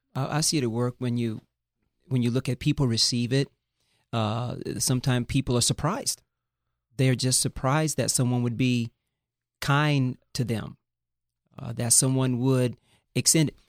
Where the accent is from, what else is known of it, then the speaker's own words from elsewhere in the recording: Fort Lauderdale, Florida, United States; also born or lived in Northwest Montana; now in Thousand Oaks, United States; I grew up in the inner city of Fort Lauderdale, Florida, in Broward County.